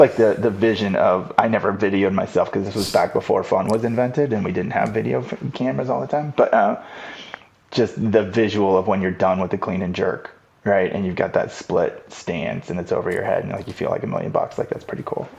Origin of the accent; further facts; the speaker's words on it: Los Angeles, California, United States; I grew up in Los Angeles